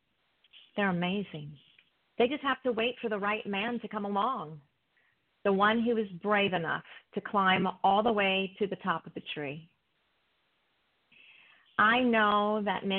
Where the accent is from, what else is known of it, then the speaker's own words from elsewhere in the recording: East Coast, United States; I'm from the East Coast